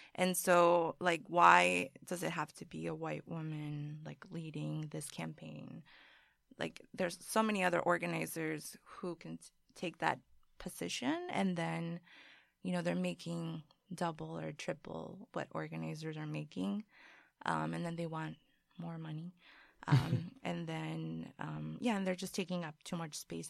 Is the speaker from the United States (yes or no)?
no; Colombia; moved away; I was born in Colombia